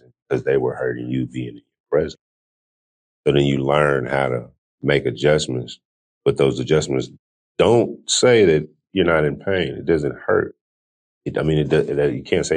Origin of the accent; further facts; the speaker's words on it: California, United States; I'm born and raised in California